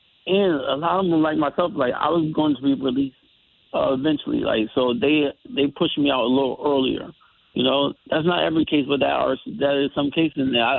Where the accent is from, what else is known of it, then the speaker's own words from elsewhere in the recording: Bridgeport, Connecticut, United States; I'm from the Bridgeport area and everything